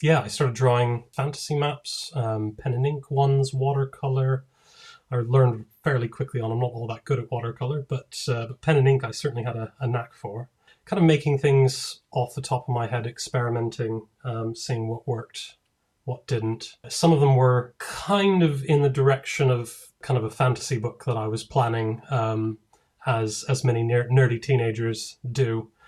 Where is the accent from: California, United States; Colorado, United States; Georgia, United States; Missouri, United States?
Colorado, United States; Denver; moved away as an adult; also born or lived in Durham; now in United Kingdom; But originally I'm from the States. I'm from Denver. And in 2003, I moved to the UK for university. And I've been here ever since.